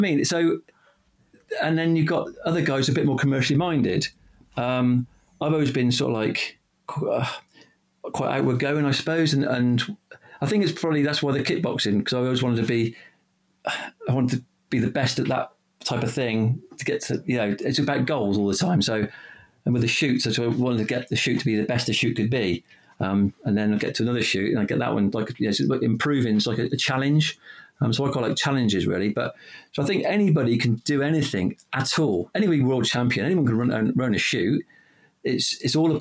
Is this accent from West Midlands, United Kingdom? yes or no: no; the Cotswolds, South West England, United Kingdom; I grew up in the Cotswolds